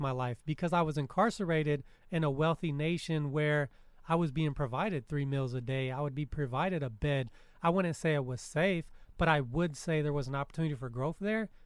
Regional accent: California, United States; as a Californian and a child

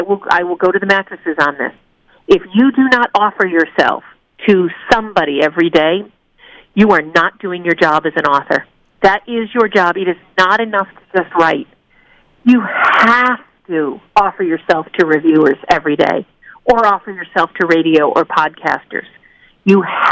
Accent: New England, United States; I'm from New England. We're very, you know, we don't say nice things about ourselves

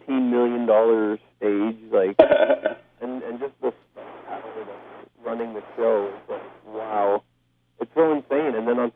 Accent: Hamilton, Ontario, Canada; we're all from Hamilton, like he is

